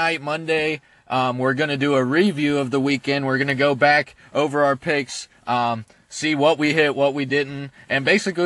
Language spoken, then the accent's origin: English; Columbus, Ohio, United States; we're from Columbus